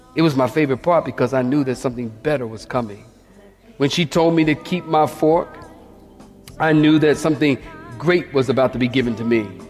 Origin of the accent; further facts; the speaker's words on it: Philadelphia, Pennsylvania, United States; I'm from Philadelphia, many of you know, and we used to put bars on our window